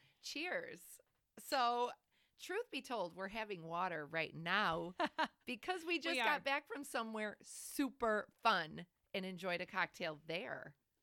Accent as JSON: {"language": "English", "town": "Flossmoor", "region": "Illinois", "country": "United States", "said": "we're from Flossmoor."}